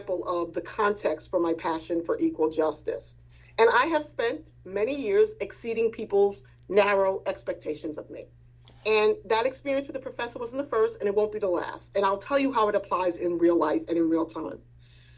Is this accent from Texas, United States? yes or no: no; New York City, New York, United States; I grew up in Edenwald Houses, which is located in what is now called the Wakefield section of the Bronx